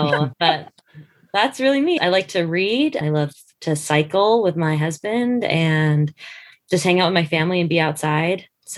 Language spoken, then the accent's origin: English; Utah, United States; also born or lived in Dodge City, Kansas / Colorado; I am from Dodge City, Kansas. I was born there, so I joke that I'm the original Dorothy. My family's moved a lot, but the places I've lived mainly are Colorado, and then we moved to Utah, and so we've been in Utah through high school